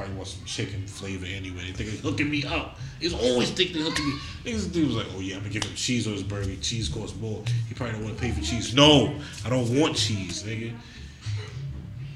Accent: New York City, New York, United States; I'm a New Yorker

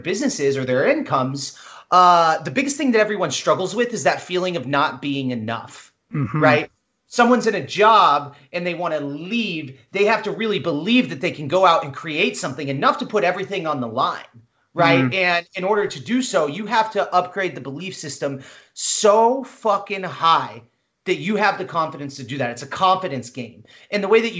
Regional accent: Midwest, United States; I grew up in the Midwest.

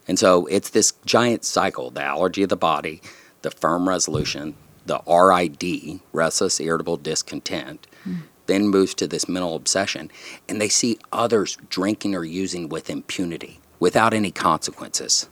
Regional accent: San Antonio, Texas, United States; I grew up in South Texas, down in San Antonio

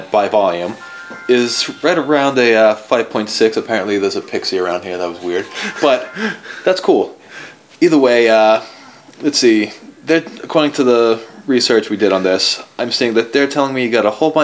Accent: outside of Boston, Massachusetts, United States; growing up outside of Boston

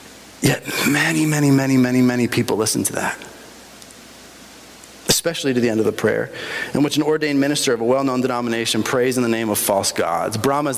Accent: Bolivia; I grew up in Bolivia, right?

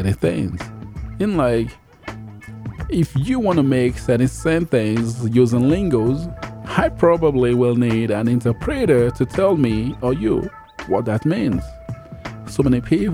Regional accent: Nigeria; I'm from Nigeria, and in Nigeria, basically, we've got a lot of diversity

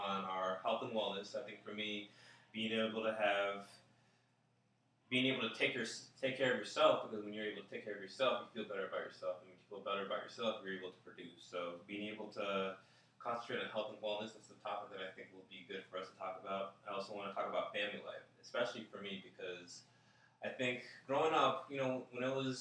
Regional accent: South Florida, United States; I was raised in South Florida

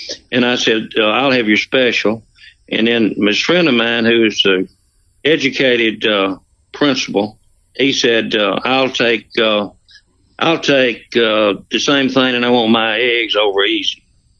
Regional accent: the South, United States; accent: Southern

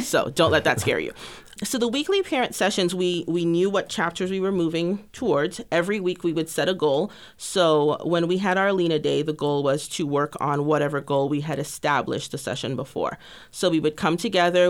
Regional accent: Grenada; moved away as an adult; now in Texas, United States; originally from a tiny island in the Caribbean called Grenada. I moved to Texas almost eighteen years ago this August to pursue a bachelor's degree in biology

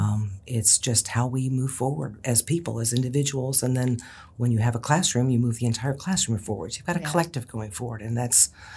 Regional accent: Ohio, United States; I was raised in Ohio

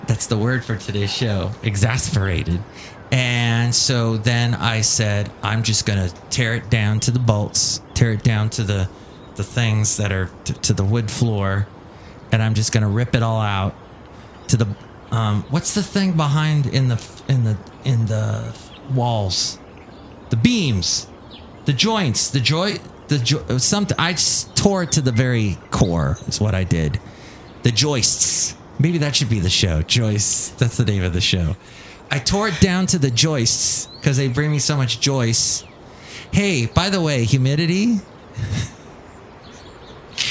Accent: California, United States; As a Californian, as someone who moved to somewhere that was humid

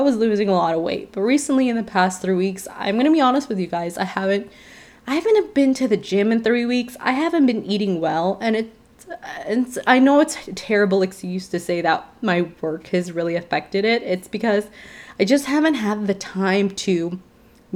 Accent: Chicago, Illinois, United States; moved away; I was raised in Chicago

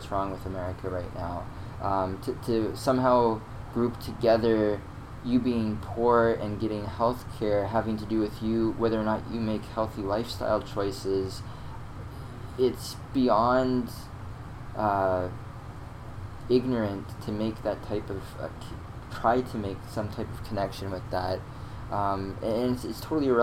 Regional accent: United States; moved away as an adult; now in Canada; I grew up in the States

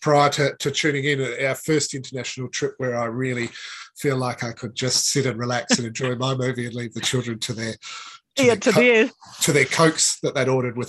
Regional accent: Dalby, Queensland, Australia; moved away as an adult; now in New Zealand; I'm from a rural town, Dalby, where I hail from is a farming community. Dad worked in agriculture.

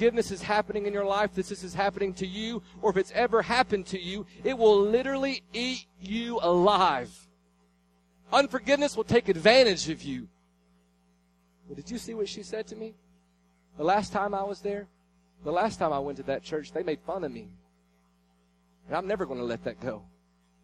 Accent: Tennessee, United States; I was from Tennessee

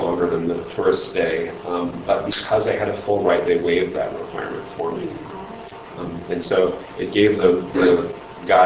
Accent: Nebraska, United States; I grew up in Nebraska

